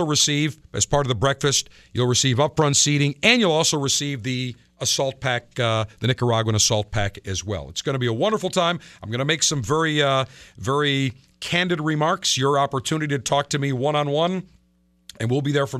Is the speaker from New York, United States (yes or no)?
yes; Buffalo, New York, United States; my hometown, Buffalo, New York